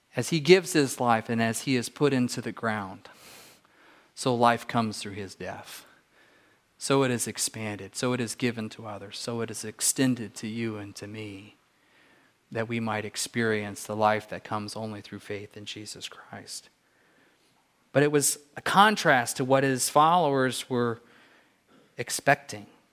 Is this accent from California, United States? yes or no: yes; California, United States; moved away; I grew up in California